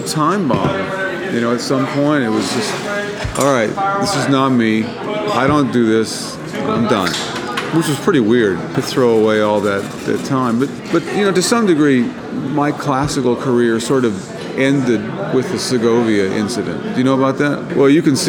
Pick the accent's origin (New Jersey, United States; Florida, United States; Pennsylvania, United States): Florida, United States; I grew up in Florida, and we didn't wear shoes